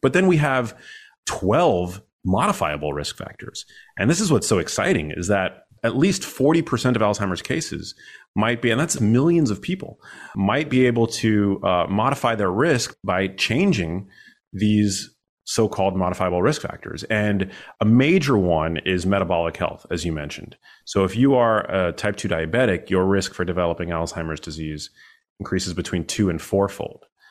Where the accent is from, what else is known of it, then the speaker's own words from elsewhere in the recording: New York City, New York, United States; I'm born and raised in New York City.